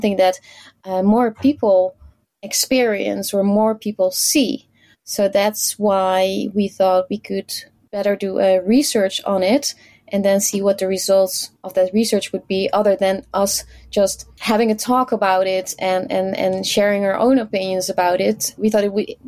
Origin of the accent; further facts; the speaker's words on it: Netherlands; from the Netherlands, and I work at Xebia as a full-time trainer